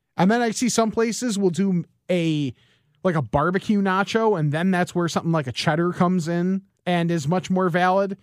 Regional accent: West Chicago, Illinois, United States; also born or lived in Geneva, Illinois / Lombard, Illinois; the house that I grew up in in West Chicago

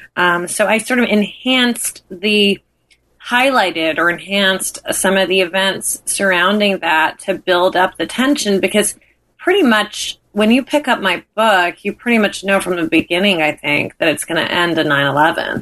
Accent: New York, United States; as a New Yorker

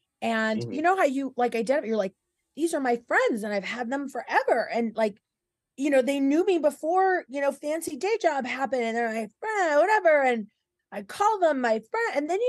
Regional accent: Porterville, California, United States; I was from Porterville, which is the California Green Acres.

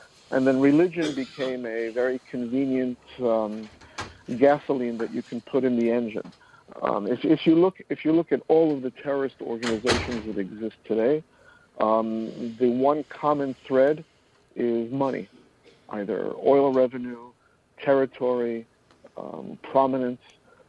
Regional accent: New York City, New York, United States; I'm born and bred in New York City. My parents were escaped the Holocaust and made it to Palestine before it was Israel. And from Israel, they came here.

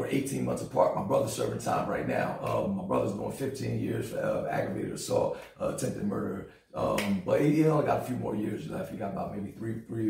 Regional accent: New Jersey, United States; born or raised there; moved away as an adult; also born or lived in Philadelphia, Pennsylvania; now in Greensboro, United States

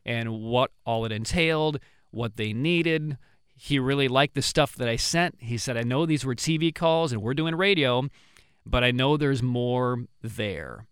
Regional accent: Pontiac, Illinois, United States; moved away; my hometown

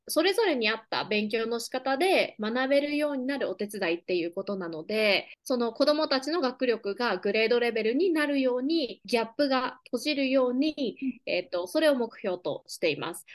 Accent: Takasaki, Gunma, Japan; first language Japanese; moved away as an adult; also born or lived in Seattle, Washington, United States; now in Oklahoma, United States; 私はもともと群馬県高崎市出身で、えー、群馬県の高校を卒業しています。

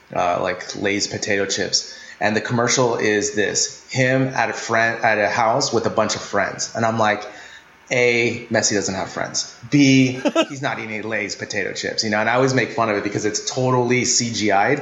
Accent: United States; as an American

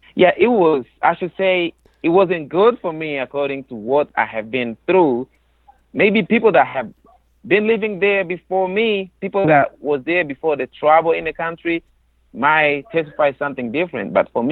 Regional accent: DR Congo; also born or lived in Uvira; Yes, I'm from the Republic Democratic of the Congo, which the capital city is Kinshasa. But I don't live in Kinshasa. I used to live in South Kivu, especially a place called Uvira.

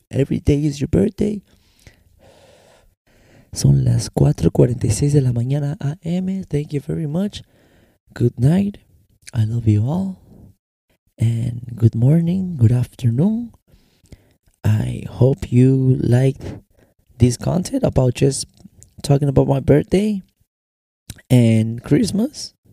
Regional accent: Mexico; accent: American; also born or lived in United States; mi acento americano, yo no lo puedo negar. ¿Por qué? Porque también crecí en los Estados Unidos y crecí en México. Ahora yo no puedo negar mi bandera. Mi bandera es mexicana porque mis papeles son mexicanos.

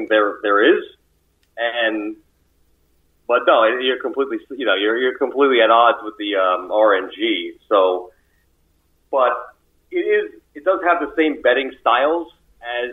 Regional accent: United States; being an American

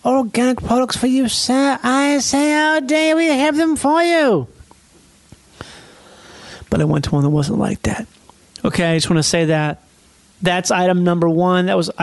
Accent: Minnesota, United States; moved away; I'm from Minnesota

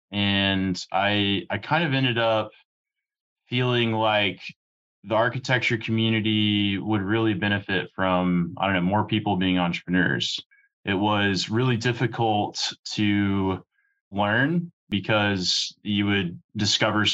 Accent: San Antonio, Texas, United States; growing up in San Antonio

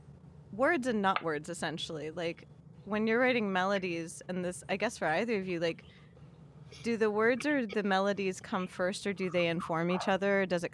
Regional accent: San Fernando Valley, California, United States; accent: Valley Girl; I'm from the Valley, so I don't know how to unlike my speech, basically.

